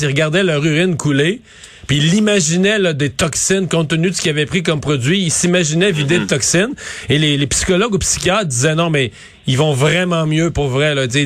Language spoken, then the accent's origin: French; Quebec, Canada; chez nous au Québec